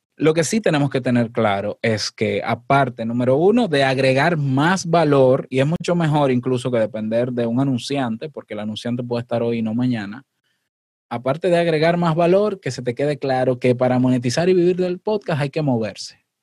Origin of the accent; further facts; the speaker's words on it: Dominican Republic; este 23 de octubre en Santo Domingo, en mi país